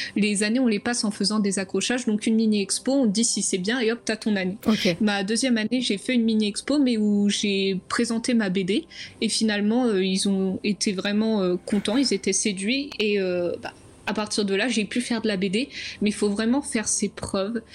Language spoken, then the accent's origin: French; Champagne-Ardenne, Grand Est, France; moved away as an adult; also born or lived in Dunkerque; now in Angoulême, France; je viens de la Champagne-Ardenne